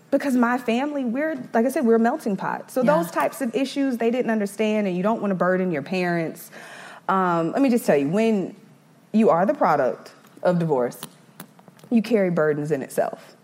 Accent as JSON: {"language": "English", "town": "Eastover", "region": "South Carolina", "country": "United States", "tie": "born or raised there", "also_born_or_lived": "Brooklyn, New York", "said": "we ended up coming down to South Carolina"}